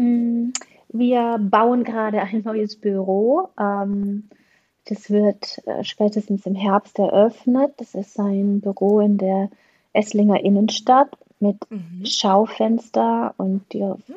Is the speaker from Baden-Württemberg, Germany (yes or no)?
yes; Black Forest, Baden-Württemberg, Germany; ich komme aus dem Schwarzwald